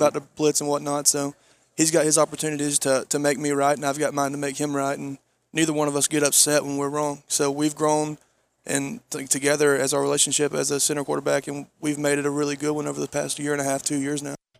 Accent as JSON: {"language": "English", "region": "Georgia", "country": "United States", "said": "I'm from Georgia"}